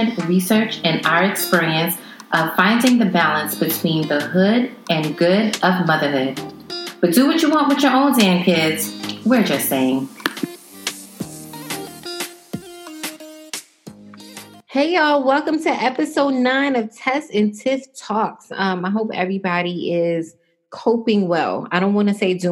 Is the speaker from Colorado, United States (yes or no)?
no; New York, United States; I'm a New Yorker.